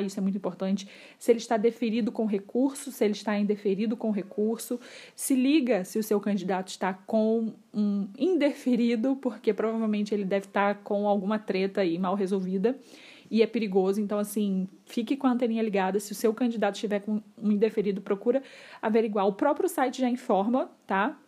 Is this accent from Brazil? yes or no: yes; Rio de Janeiro, Brazil; eu não sou de São Paulo, eu sou aqui do Rio de Janeiro, de uma cidade bem pequena, onde todo mundo se conhece